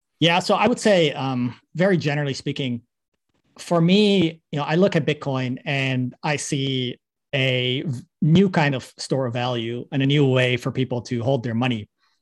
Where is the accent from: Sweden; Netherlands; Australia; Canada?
Netherlands; No, I'm Dutch. I'm from the Netherlands.